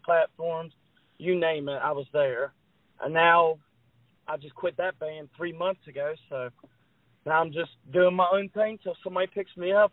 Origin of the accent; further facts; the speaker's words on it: West Virginia, United States; I'm from West Virginia